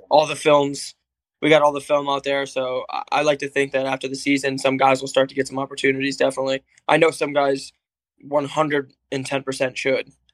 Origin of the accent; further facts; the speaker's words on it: Cape Cod, Massachusetts, United States; I'm from Cape Cod